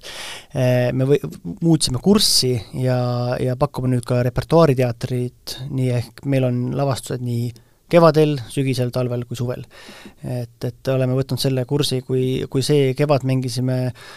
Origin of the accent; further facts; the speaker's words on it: Vainupea, Lääne-Viru County, Estonia; minu, minu kodukandis Vainupea kabelis